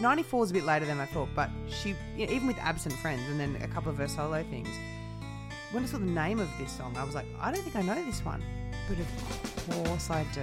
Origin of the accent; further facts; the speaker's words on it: New South Wales, Australia; I grew up in New South